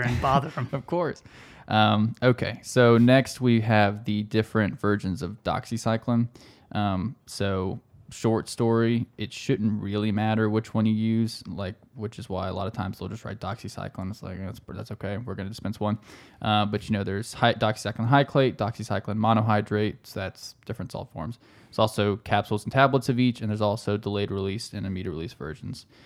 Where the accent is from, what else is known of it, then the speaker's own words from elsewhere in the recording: South Carolina, United States; We're from South Carolina